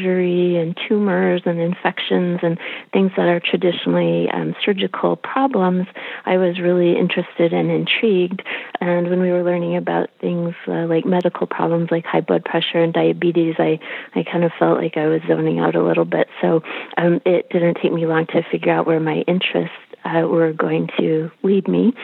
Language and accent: English; Detroit, Michigan, United States; I grew up in Detroit